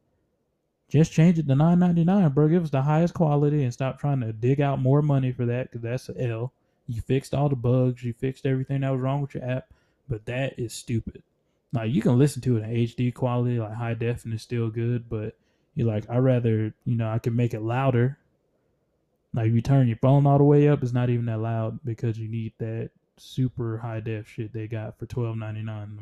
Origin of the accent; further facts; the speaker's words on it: Columbus, Georgia, United States; Growing up in Columbus, Georgia